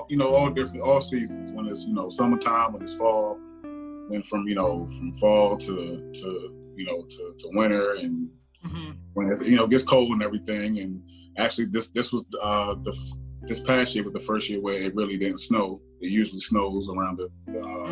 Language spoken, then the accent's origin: English; Washington, District of Columbia, United States; also born or lived in East Brooklyn, New York; now in Maryland, United States; I was born in Washington, D.C. Yep, D.C. native